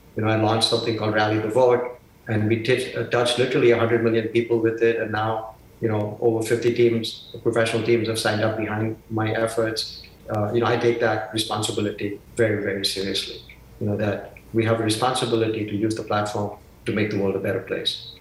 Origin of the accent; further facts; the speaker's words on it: Mumbai, Maharashtra, India; moved away; my hometown of Bombay